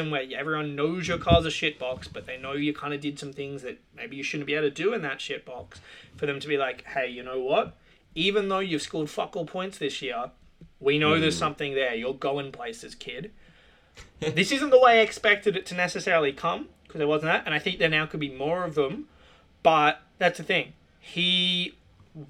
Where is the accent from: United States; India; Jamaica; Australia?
Australia; as an Australian